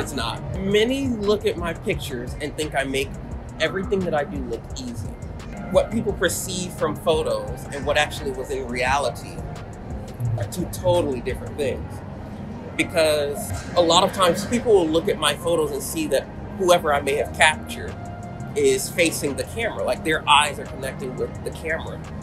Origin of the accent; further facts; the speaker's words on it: Atlanta, Georgia, United States; I'm from Atlanta, Georgia